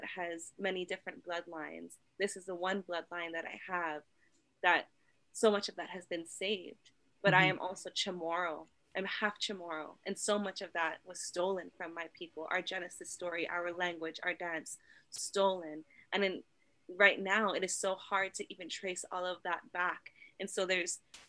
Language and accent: English; Hawaii, United States; born in this time as Kanaka Maoli, as Hawaiian